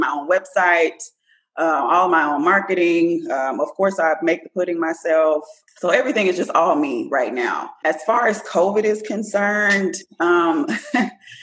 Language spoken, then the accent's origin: English; Port Arthur, Texas, United States; I am from Port Arthur, Texas.